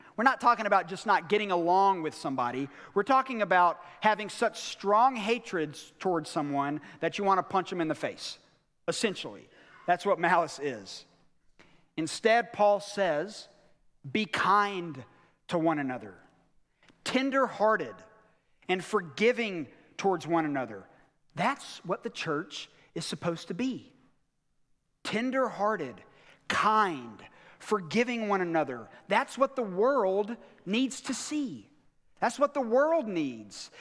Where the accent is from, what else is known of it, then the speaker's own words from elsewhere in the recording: United States; us as American Christians